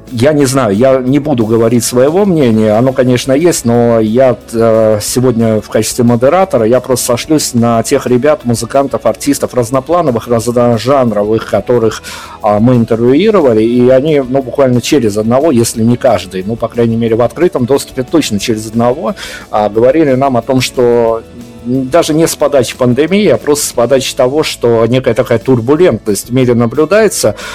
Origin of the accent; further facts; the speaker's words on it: Belarus; я как белорус